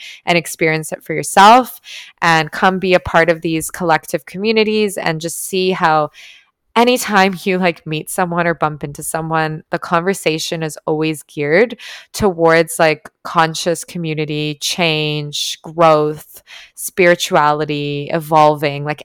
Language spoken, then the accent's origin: English; Toronto, Ontario, Canada; moved away as an adult; now in Tulum, Mexico; I'm from Toronto